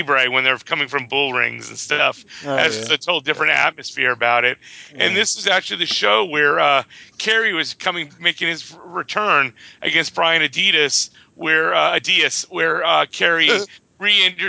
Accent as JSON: {"language": "English", "region": "Texas", "country": "United States", "tie": "born or raised there", "said": "As a kid growing up in Texas"}